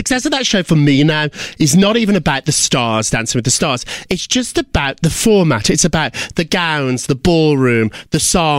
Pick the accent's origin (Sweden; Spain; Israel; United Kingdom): United Kingdom; I remember going to nightclubs when I was growing up in Britain